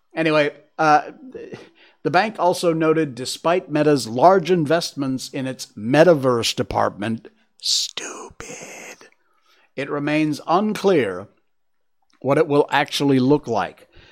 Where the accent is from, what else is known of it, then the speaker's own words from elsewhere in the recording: United States; moved away; me being an American